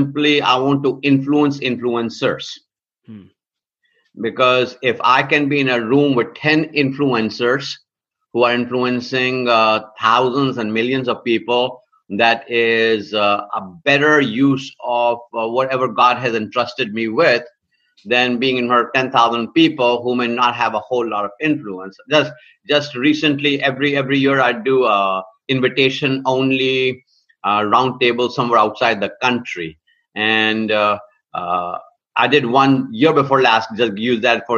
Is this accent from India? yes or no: yes; India; now in United States; I came to the United States of America in 1973, born and raised in India.